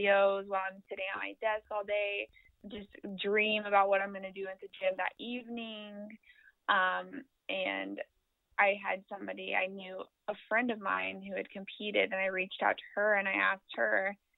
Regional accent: Kansas City, Missouri, United States; I am born and raised in Kansas City, Missouri, actually the south side of Kansas City

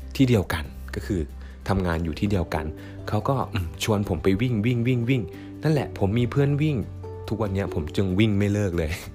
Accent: Eastern Thailand, Thailand; ผมนะครับเป็นเด็กต่างจังหวัดนะครับ มาจากาภาคตะวันออกของประเทศไทยที่แหละนะครับ

